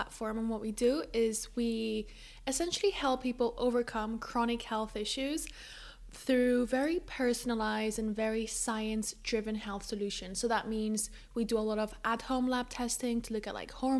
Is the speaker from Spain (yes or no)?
yes; Spain; moved away as an adult; also born or lived in London; I moved from Spain to London for university